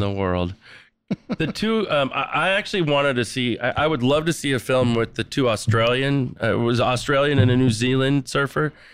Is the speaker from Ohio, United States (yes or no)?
no; San Diego, California, United States; growing up in La Jolla, come on, wind and sea, there's a, there's an amazing surf culture where I grew up